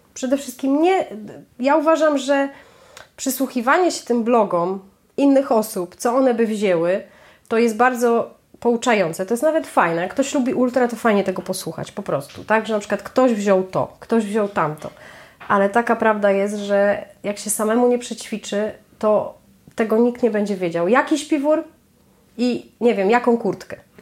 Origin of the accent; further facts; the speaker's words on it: Masovian Voivodeship, Poland; z Mazowszem, tak? To, jest moje, to są moje rodzinne strony.